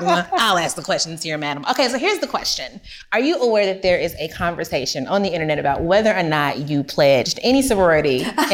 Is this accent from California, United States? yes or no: no; Kentucky, United States; moved away; So for me, I'm from Kentucky originally, and I think Kentucky maybe just got brown people that are not Black in the last like 20 or 30 years.